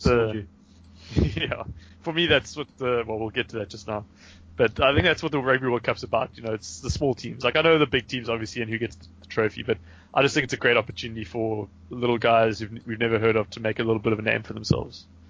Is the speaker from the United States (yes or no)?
no; Namibia; moved away; I was from Namibia